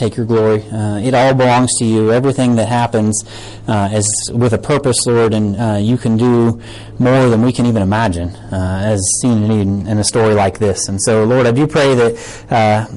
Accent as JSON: {"language": "English", "country": "United States", "said": "American Christians"}